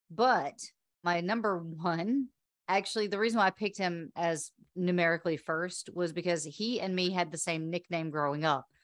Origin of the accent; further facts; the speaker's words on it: Slidell, Louisiana, United States; born there; Well, I was born in Slidell, Louisiana.